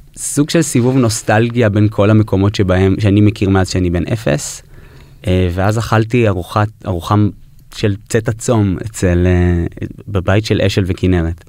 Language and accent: Hebrew; New York, United States; נולדתי בניו יורק, ההורים שלי ישראלים, אבל היינו באים לבקר הרבה בקיבוץ